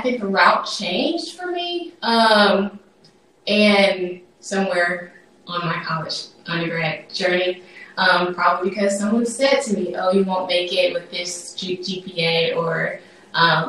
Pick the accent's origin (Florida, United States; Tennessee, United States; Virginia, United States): Tennessee, United States; I was born here in Tennessee, but I have various roots in Mississippi, sort of like Nate, in that regard. And I would say that my upbringing was like this perfect blend of city life and country life